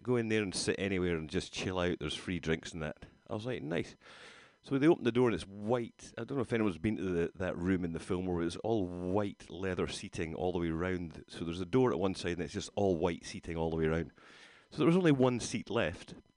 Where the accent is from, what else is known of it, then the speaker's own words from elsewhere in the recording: Rhu, Scotland, United Kingdom; now in California, United States; I grew up in Rue, just across the water from there.